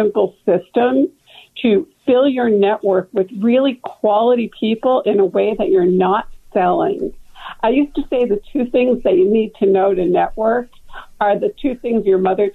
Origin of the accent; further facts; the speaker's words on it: Boston, Massachusetts, United States; moved away as an adult; now in California, United States; I grew up in Boston, and I moved out to California in 1980 when I got married